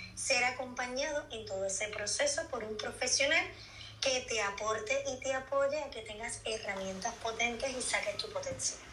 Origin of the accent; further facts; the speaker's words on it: Puerto Rico; moved away as an adult; now in Seville, Spain; soy de Puerto Rico, también al igual que Mimi, y llevo 12 años viviendo aquí en Sevilla